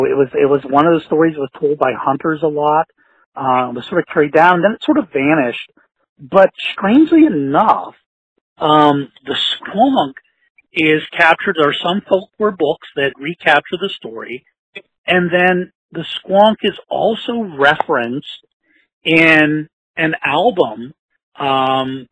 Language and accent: English; Pittsburgh, Pennsylvania, United States; I'm from Pittsburgh, Pennsylvania